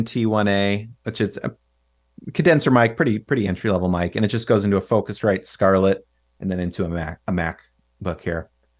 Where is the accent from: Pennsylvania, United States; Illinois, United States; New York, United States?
Illinois, United States; Chicago; I grew up in the Chicagoland area, but my mom's parents lived in Arizona.